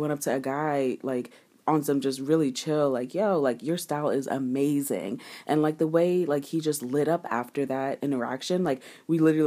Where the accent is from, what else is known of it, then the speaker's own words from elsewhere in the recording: Ghana; I'm Ghanaian.